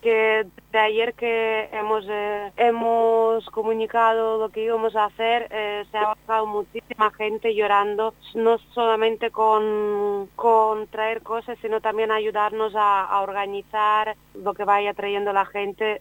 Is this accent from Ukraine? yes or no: yes; Ukraine; now in Spain; yo soy ucraniana